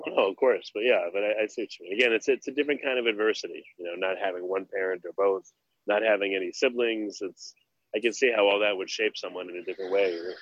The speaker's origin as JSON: {"language": "English", "region": "New York", "country": "United States", "tie": "born or raised there", "said": "I grew up in New York"}